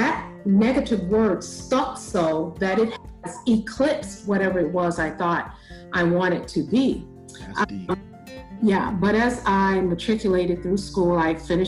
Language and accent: English; Chicago, Illinois, United States; moved away; also born or lived in Bellwood, Illinois / San Diego; I'm originally born and raised in Chicago